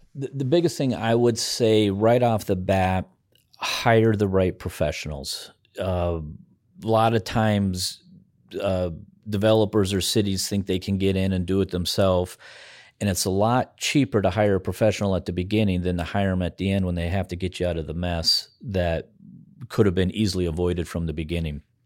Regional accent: Spearfish, South Dakota, United States; also born or lived in Bozeman, Montana; now in Pierre, United States; my hometown of Spearfish, Lee Deadwood, in that area

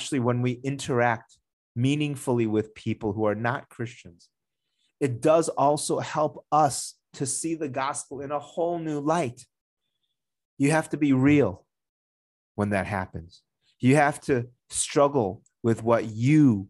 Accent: United States; moved away; the town that I grew up in the United States

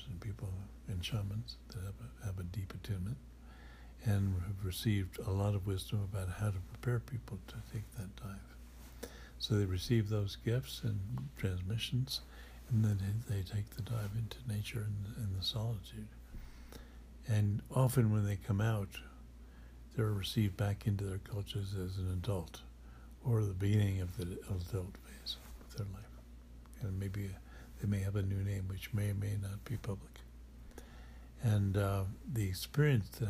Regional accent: White Mountains, New Hampshire, United States; born or raised there; moved away

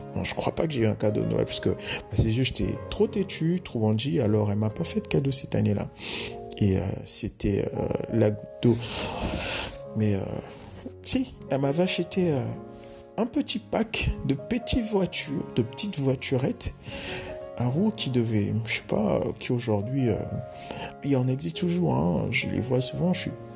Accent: Dolisie, Niari, Republic of the Congo; chez moi au Congo-Brazzaville

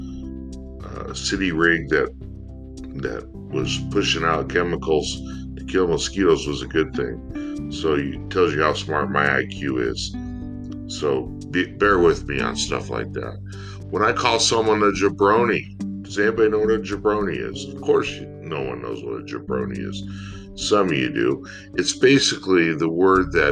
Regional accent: United States; being an American

